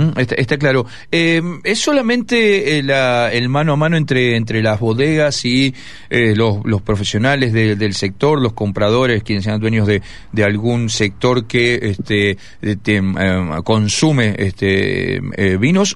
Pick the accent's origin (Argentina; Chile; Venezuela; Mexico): Argentina; Mendoza; como mendocino